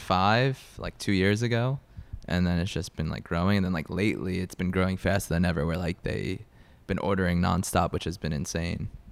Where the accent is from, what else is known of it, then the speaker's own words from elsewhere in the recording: Long Island, New York, United States; I'm from Long Island, New York. So New York, born and raised